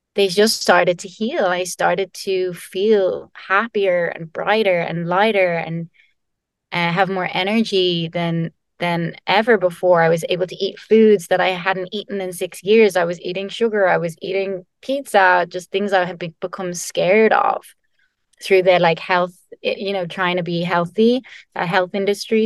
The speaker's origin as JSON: {"language": "English", "country": "Ireland", "said": "I'm Irish"}